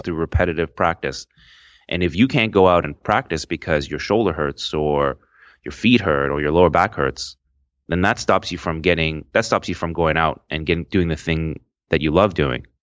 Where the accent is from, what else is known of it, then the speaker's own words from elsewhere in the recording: Toronto, Ontario, Canada; I'm, I'm from Toronto, Canada